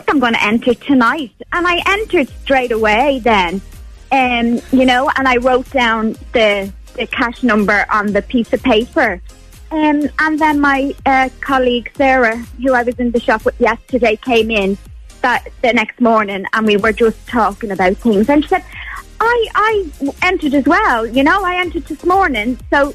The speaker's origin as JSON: {"language": "English", "town": "Newcastle", "country": "Ireland", "said": "So I'm in Newcastle. I'm originally from Newcastle."}